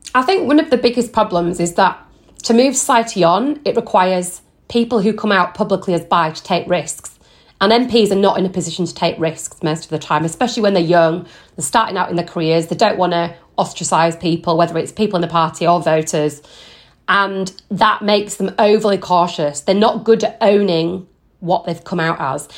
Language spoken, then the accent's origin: English; Yorkshire and the Humber, United Kingdom; now in London, United Kingdom; I live in London with my husband. I'm originally from West Yorkshire.